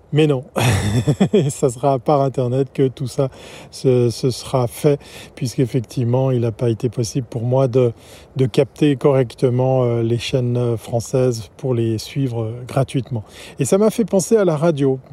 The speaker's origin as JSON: {"language": "French", "country": "Switzerland", "said": "ici chez nous en Suisse"}